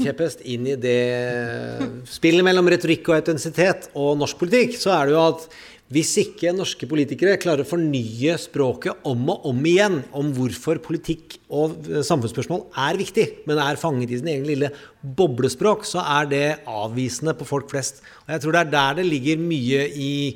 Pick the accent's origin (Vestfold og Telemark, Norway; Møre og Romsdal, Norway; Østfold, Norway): Østfold, Norway; Mysen; Jeg er fra Mysen